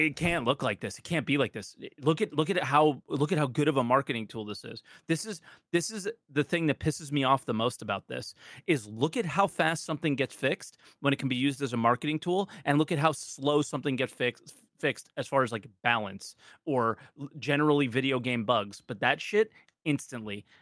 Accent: United States; being an American

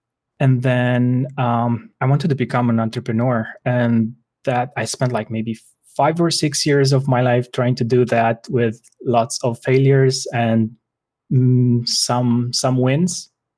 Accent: Bucharest, Romania; I'm from Bucharest, Romania.

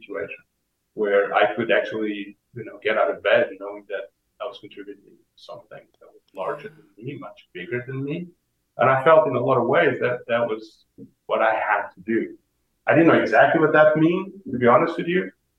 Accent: Portugal; moved away as an adult; also born or lived in New York City; I am Portuguese. I'm born and bred in Portugal

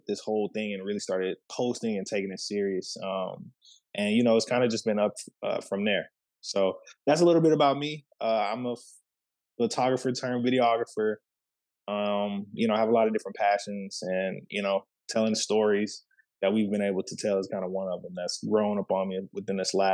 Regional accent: Waco, Texas, United States; moved away as an adult; also born or lived in Panama City, Panama; now in Dallas, United States; I'm originally from Waco, Texas, born and Panama City, Panama. Lived in Waco for a majority of my life, and then I moved to the Dallas area in 2018

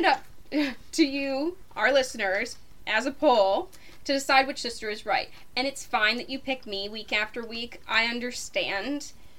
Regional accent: Canada; As you know, we are from Canada.

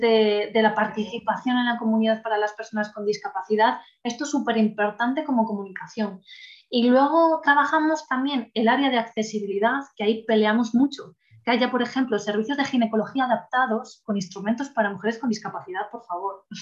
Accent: El Bierzo, Castile and León, Spain; yo trabajo en la delegación del Bierzo, que bueno, no sé si alguien lo conoce, pero ya lo dejo caer por aquí, reivindico un poco mi tierra

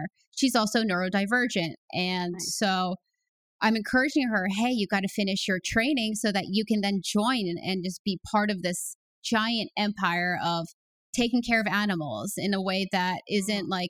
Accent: United States; I grew up in the New York, Connecticut area

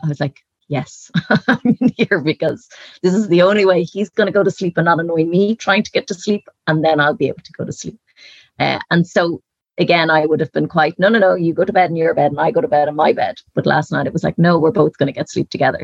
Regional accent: Dublin, Leinster, Ireland; moved away as an adult; now in Galway, Ireland; growing up in Dublin

